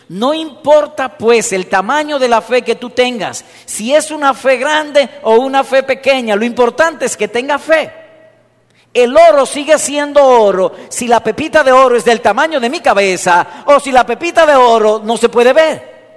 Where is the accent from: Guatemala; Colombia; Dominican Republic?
Dominican Republic; yo soy dominicano